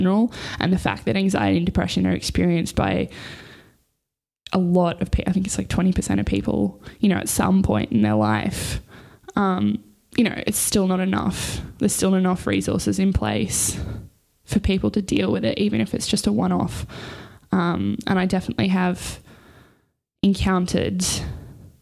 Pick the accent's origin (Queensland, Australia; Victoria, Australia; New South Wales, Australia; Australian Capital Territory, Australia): New South Wales, Australia; Newcastle; now in Sydney, Australia; I grew up in Newcastle with my family